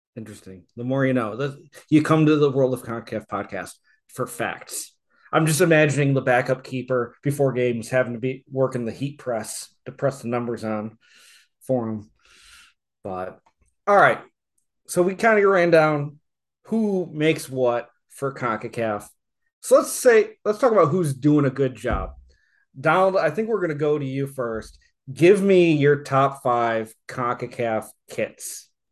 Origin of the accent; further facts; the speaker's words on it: United States; I'm American